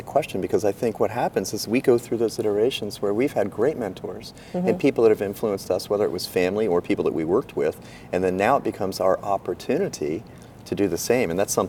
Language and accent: English; West Palm Beach, Florida, United States; I was born here. I grew up literally on Hibiscus my first 4 years.